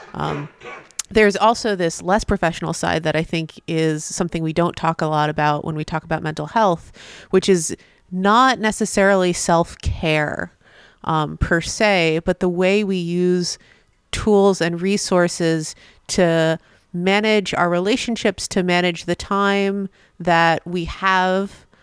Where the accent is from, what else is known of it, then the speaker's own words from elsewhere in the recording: Massachusetts, United States; my home state of Massachusetts